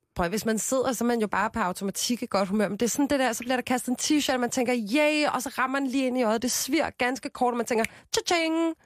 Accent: Copenhagen, Capital Region of Denmark, Denmark; also born or lived in Amager; jeg er fra Christianshavn, og folk siger fra Amager, så jeg er 27 år fra Amager

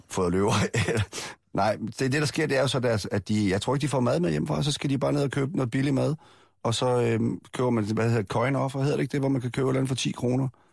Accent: Aarhus, Central Denmark Region, Denmark; min opvækst i Aarhus

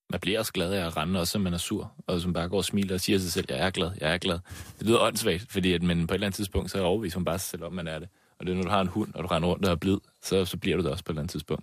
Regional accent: Slagelse, Zealand, Denmark; jeg er født og opvokset i Slagelse

